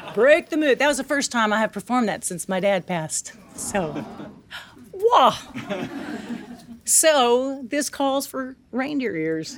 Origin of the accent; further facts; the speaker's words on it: Tennessee, United States; I grew up in Tennessee